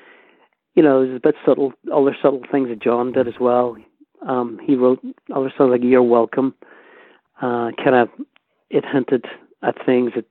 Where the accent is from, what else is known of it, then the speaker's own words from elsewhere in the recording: Derry, Northern Ireland, United Kingdom; we grew up in Derry and near the Bogside in Craigan